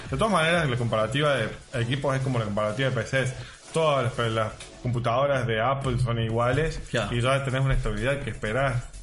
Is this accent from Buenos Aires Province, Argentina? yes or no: no; Córdoba, Argentina; Salió súper cordobés, cordobés. bueno, somos de Córdoba, ¿qué esperas?